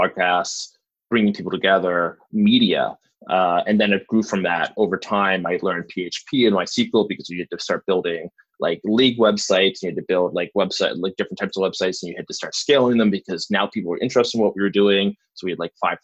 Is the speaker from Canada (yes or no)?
yes; Bridgewater, Nova Scotia, Canada; I grew outside of that in a little town called Bridgewater